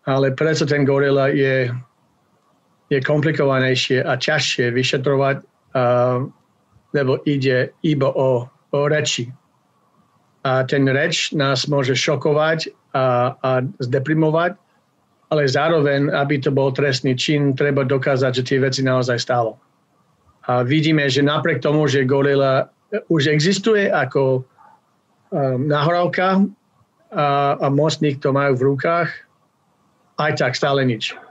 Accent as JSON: {"language": "Slovak", "country": "Slovakia", "moved": "as an adult", "lives_now": "Canada", "said": "žil som tam 25 rokov"}